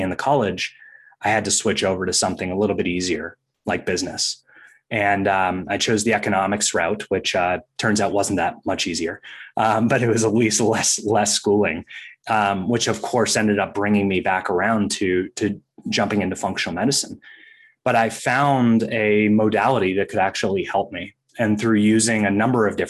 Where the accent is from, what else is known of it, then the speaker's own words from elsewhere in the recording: Maine, United States; growing up in Maine